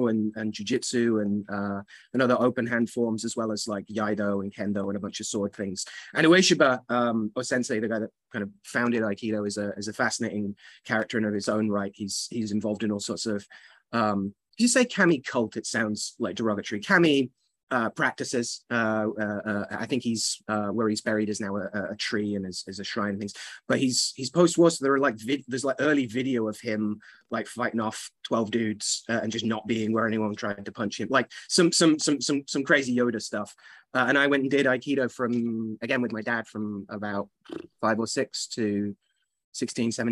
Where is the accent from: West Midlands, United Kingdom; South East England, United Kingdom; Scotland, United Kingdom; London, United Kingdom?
West Midlands, United Kingdom; Birmingham; moved away; I was born in the West Midlands in Birmingham, Peaky Blinders country. That's where my mom and dad and my sister still are